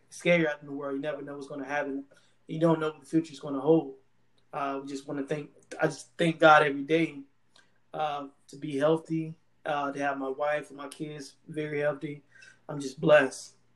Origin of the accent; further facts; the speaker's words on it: Durham, North Carolina, United States; moved away as an adult; now in Maryland, United States; from Bull City, Durham, North Carolina